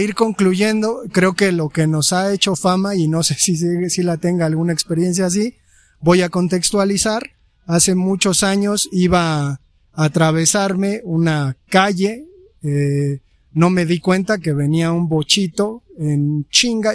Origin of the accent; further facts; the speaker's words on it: Mexico City, Mexico; nosotros que somos del Distrito Federal